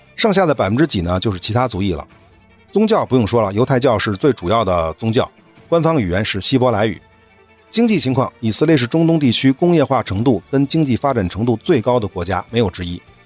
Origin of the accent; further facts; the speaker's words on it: China; 我们中国人